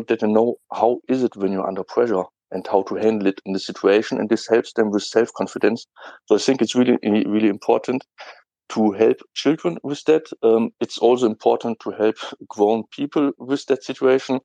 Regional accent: Germany; English is a second language; I'm from Germany

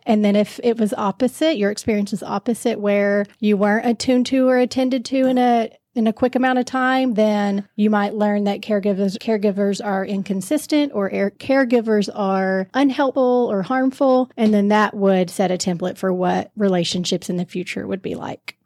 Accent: Knoxville, Tennessee, United States; moved away; I grew up in Knoxville, Tennessee

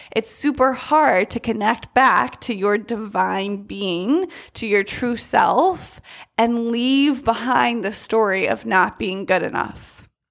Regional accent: United States; growing up in the United States

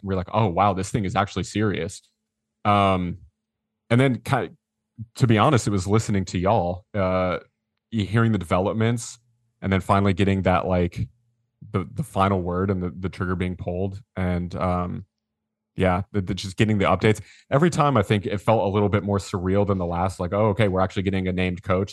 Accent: Georgetown, Texas, United States; also born or lived in Austin, Texas; We, we grew up in Georgetown, so not that far up the road

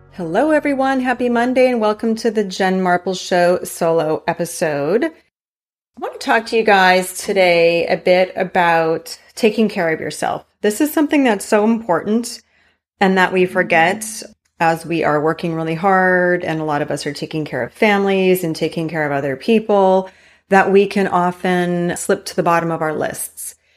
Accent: Hawaii, United States; moved away; growing up in Hawaii

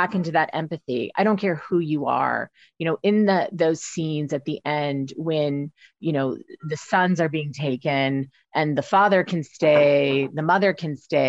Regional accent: United States; as an American lawyer

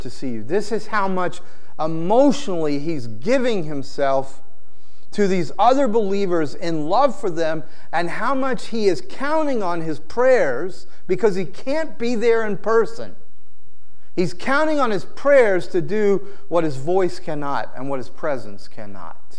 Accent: the South, United States; I grew up in the South, it's in my DNA

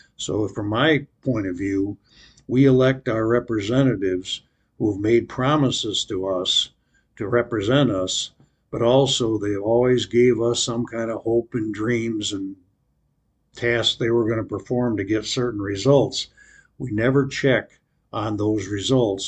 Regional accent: United States; I grew up in America, loved America, but America's changed

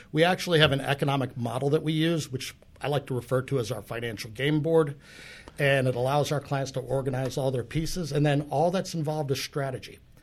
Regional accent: New Jersey, United States; moved away as an adult; now in Pittsburgh, United States; I'm actually from New Jersey

